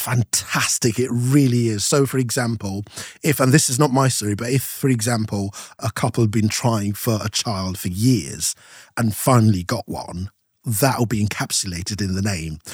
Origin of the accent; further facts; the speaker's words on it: Nigeria; moved away as an adult; now in United Kingdom; from seven all the way through to nineteen ninety, I lived in Nigeria, so I had my primary school, uh, secondary school, uni, all in Nigeria